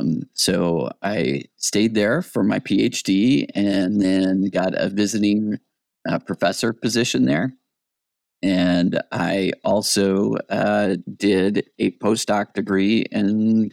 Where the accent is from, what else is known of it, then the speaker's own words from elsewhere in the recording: Michigan, United States; also born or lived in Wyoming / New York City; now in Boise, United States; I'm originally from Michigan. I went to Michigan State University, and then I started grad school in New York City at John Jay College of Crimin